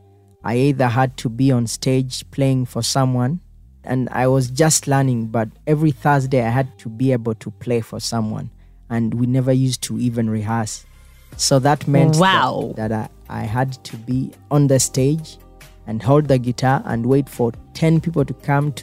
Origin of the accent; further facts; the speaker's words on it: Matugga, Central Region, Uganda; I grew up from here. I think for the first 20 years of my life, I never traveled away from Kampala